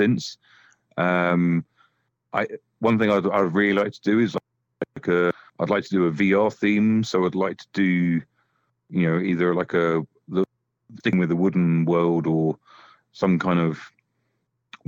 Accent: United Kingdom; for us as British developers

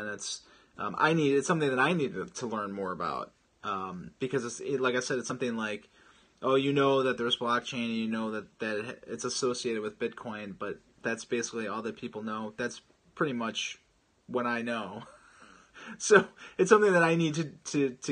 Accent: Chicago, Illinois, United States; I'm actually from Chicago as well

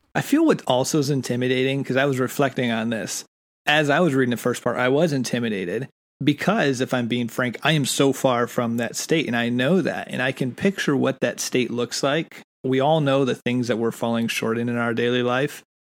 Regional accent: United States; also born or lived in England; being American

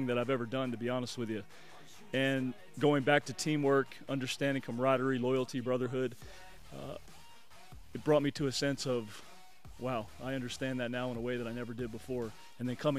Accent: Daytona Beach, Florida, United States; I grew up in Daytona Beach, Florida

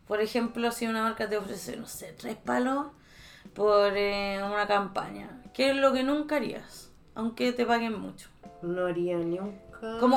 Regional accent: Cochabamba, Bolivia; soy, soy de Cochabamba y tengo 15 años.

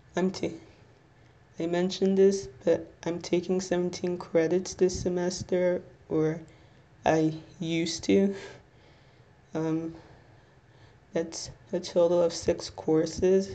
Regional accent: Little Ferry, New Jersey, United States; I'm 22, and I'm from Little Ferry, New Jersey

